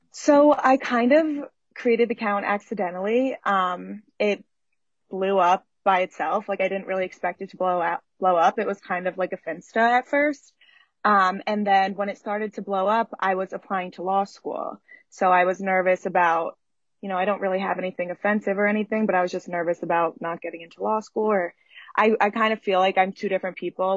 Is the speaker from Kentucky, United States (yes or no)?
no; Philadelphia, Pennsylvania, United States; also born or lived in New York; now in Philadelphia, United States; I'm from Philly